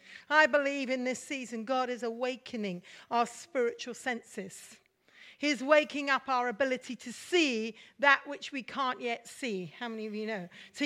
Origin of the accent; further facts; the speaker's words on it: Mumbai, Maharashtra, India; Many of you know I'm a Mish kid and I grew up in India. And we're just coming June the 20th is a very important day for us as kids growing up in Mumbai now.